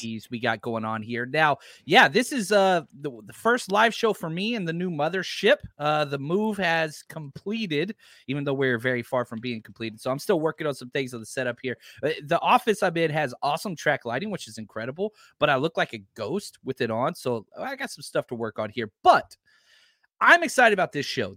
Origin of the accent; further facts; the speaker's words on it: Texas, United States; also born or lived in Pasadena, California; now in El Cerrito, United States; I'm from Texas.